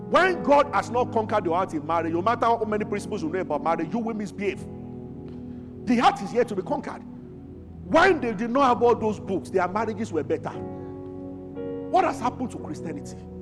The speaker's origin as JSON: {"language": "English", "town": "Abuja", "region": "Federal Capital Territory", "country": "Nigeria", "tie": "born or raised there", "said": "when I was growing up in Abuja"}